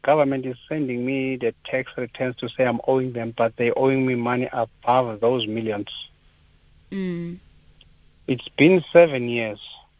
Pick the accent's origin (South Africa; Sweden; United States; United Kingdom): South Africa; I've been all the doors that you feel as a South African you can be helped.